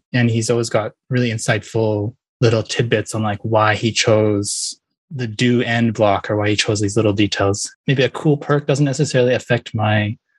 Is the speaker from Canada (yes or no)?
yes; Vancouver, British Columbia, Canada; moved away as an adult; now in Tokyo, Japan; I actually live in Tokyo, but I'm originally from Vancouver in Canada. Kind of to explain why I'm here, well, I'm actually half Japanese, and I've always grown up wanting to speak Japanese.